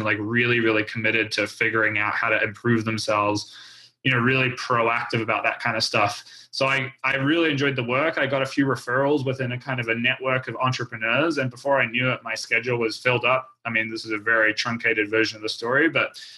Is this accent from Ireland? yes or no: no; New Zealand; I grew up skiing in New Zealand